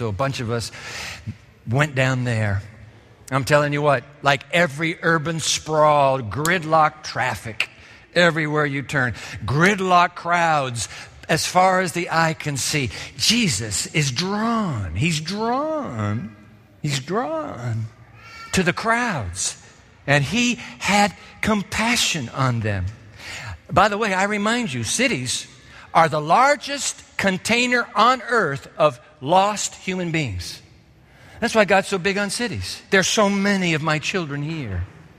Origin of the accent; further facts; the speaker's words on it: Japan; As a boy, you know, growing up in Japan, I was fascinated with the fish markets because Japan is a sea-bound nation